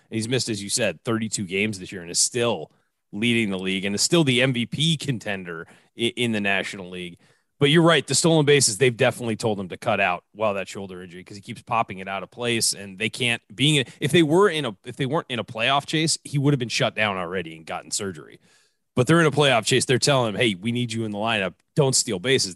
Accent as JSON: {"language": "English", "town": "San Diego", "region": "California", "country": "United States", "tie": "born or raised there", "said": "they've left my hometown"}